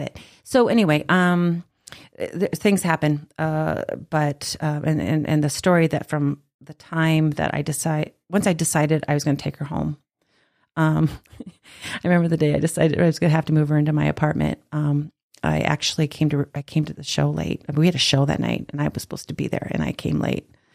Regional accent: South Dakota, United States; I actually am from South Dakota

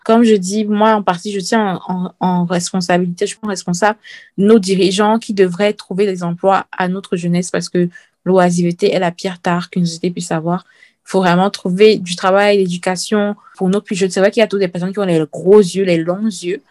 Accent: Cameroon; moved away; quand j'étais petite euh, au Cameroun

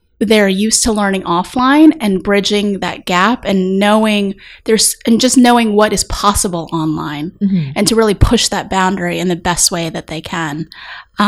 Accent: Texas, United States; moved away; I grew up in Texas. You can probably hear it every once in a while when I'm speaking

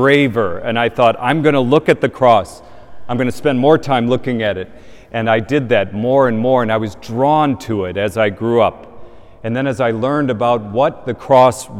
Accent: Indiana, United States; moved away; in my parish where I grew up in Indiana

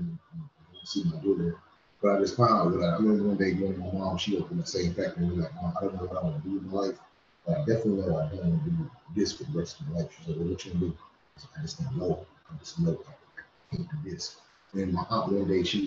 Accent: Washington, North Carolina, United States; now in Tennessee, United States; I'm originally from Washington, North Carolina. Been living in Tennessee for over 20 years now.

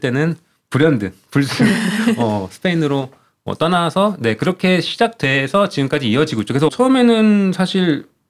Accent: South Korea; moved away as an adult; now in Spain

